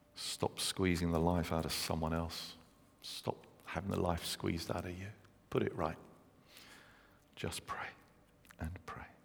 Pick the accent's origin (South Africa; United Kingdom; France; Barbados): United Kingdom; London; moved away; I'm from London